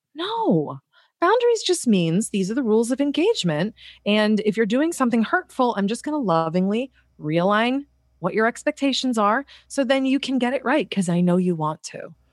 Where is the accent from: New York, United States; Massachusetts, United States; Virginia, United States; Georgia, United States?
Massachusetts, United States; Boston; moved away; I'm from Boston